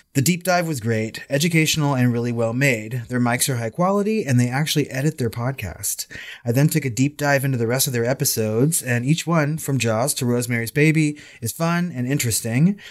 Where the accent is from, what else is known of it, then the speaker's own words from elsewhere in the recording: United States; I'm American